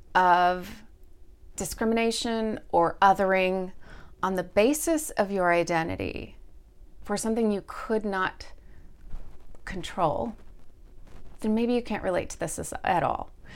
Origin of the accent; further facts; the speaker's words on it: Texas, United States; moved away; also born or lived in Indianapolis / Pacific Northwest; Growing up in Texas, in the late seventies and early eighties as a family with children that were mixed race